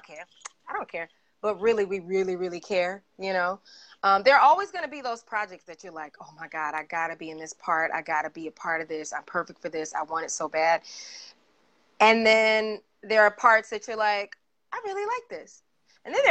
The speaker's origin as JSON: {"language": "English", "town": "Atlanta", "region": "Georgia", "country": "United States", "tie": "born or raised there", "moved": "yes", "said": "I grew up in Atlanta"}